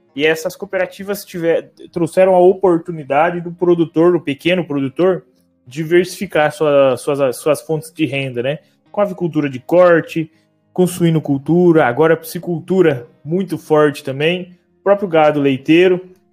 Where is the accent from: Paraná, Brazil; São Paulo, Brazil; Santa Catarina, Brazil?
Paraná, Brazil; Palotina; eu sou de Palotina, no oeste do Paraná, também sou neto de produtor rural, que com o tempo, quando eu era criança ainda morei no sítio